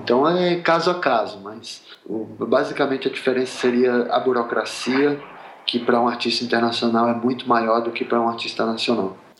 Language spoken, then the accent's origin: Portuguese; Sergipe, Brazil; moved away as an adult; also born or lived in Rio de Janeiro; now in São Paulo, Brazil; eu sou de Sergipe, eu morei oito anos no Rio, eu moro há 13 anos em São Paulo